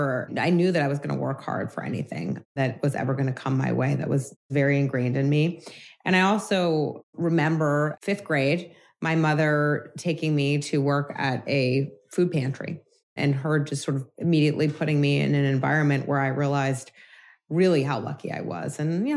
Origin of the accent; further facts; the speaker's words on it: New York City, New York, United States; I did, born and raised, a native.